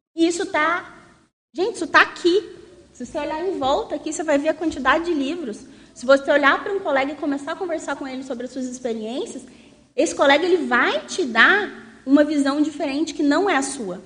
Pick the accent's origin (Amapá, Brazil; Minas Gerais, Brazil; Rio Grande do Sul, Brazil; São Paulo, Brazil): Minas Gerais, Brazil; south of; um contexto bem do sul de Minas, assim, bem interior, que é de onde eu venho